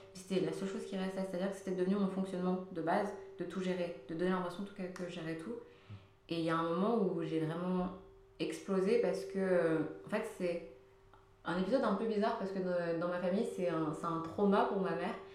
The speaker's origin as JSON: {"language": "French", "area": "Lyon suburbs", "region": "Auvergne-Rhône-Alpes", "country": "France", "tie": "born or raised there", "second_language": "French", "said": "je suis arrivée en France quand j'avais 3 ans. Et je suis arrivée, euh, quand on est arrivé en France, avec mon père, on a habité dans un village de campagne dans la, dans la périphérie lyonnaise"}